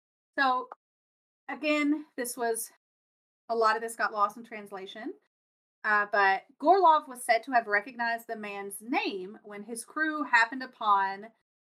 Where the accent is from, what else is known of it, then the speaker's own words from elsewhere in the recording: United States; I'm from America